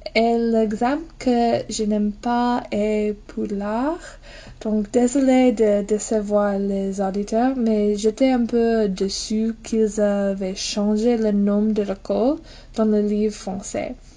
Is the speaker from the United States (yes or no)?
yes; United States; French is a second language; je viens des États-Unis